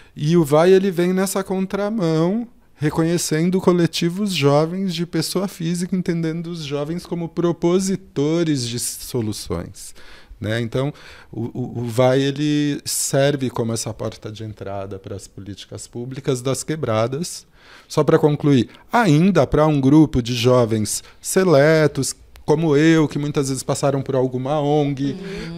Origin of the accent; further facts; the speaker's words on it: São Paulo, Brazil; eu nasci aqui na Zona Sul também, mais precisamente no Jardim São Luís, que tem o bairro Monte Azul, na favela Monte Azul. Eu cresço nessa comunidade